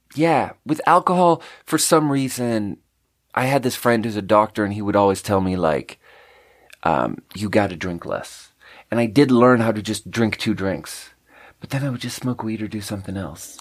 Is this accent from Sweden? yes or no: yes; Sweden; moved away as an adult; also born or lived in China; now in United States; growing up in Sweden